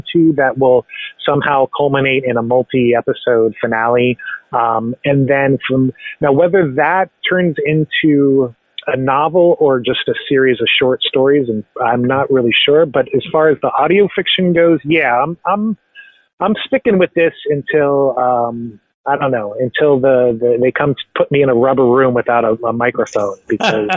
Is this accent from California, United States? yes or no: no; Central Florida, United States; moved away as an adult; now in Dayton, United States; I grew up in Central Florida, but moved to Ohio in 2006.